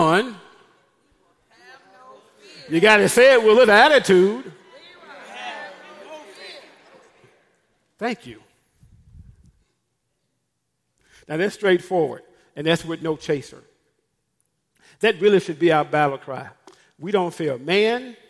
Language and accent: English; Memphis, Tennessee, United States; I'm from Memphis, Tennessee